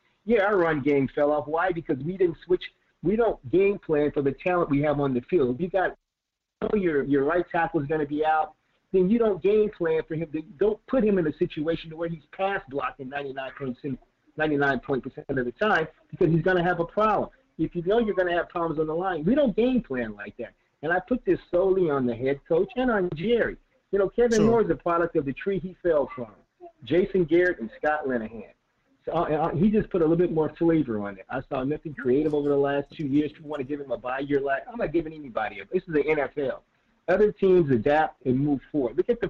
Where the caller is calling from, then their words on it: Rio de Janeiro, Brazil; Oh, man, I'm calling from Rio de Janeiro, man.